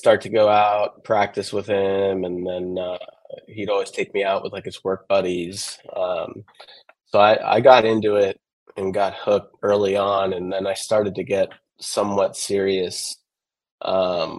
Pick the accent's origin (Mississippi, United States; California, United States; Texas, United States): Texas, United States; Austin; I was born and raised in Austin.